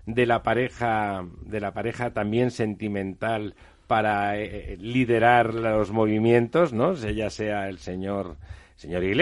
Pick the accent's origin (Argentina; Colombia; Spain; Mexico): Spain; Barcelona, Catalonia; como barcelonés y como catalán